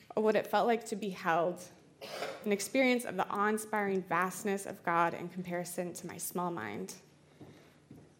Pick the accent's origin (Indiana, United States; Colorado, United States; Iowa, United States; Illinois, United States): Iowa, United States; I'm from Iowa, so we only have like murky lakes and rivers